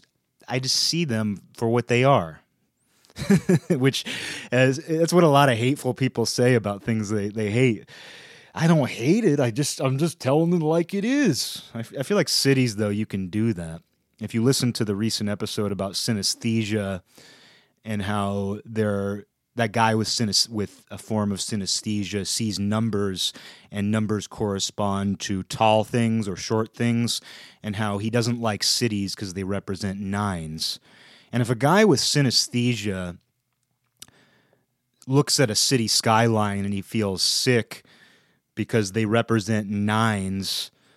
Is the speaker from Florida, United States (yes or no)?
no; Bronx, New York, United States; accent: Bronx; I gotta do my proper New York accent. That Bronx accent that I have. When I drink, my Bronx accent comes out.